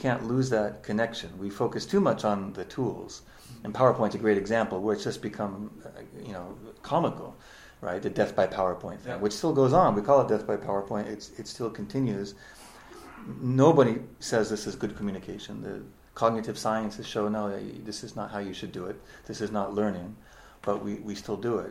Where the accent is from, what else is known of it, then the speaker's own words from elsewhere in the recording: United States; moved away as an adult; now in Japan; I am an American who has lived in Japan for 21 years, and that's my home